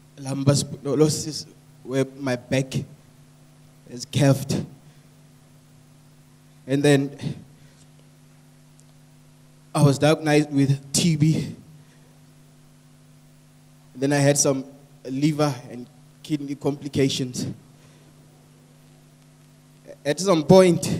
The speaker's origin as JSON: {"language": "English", "country": "Botswana", "said": "I'm from Botswana."}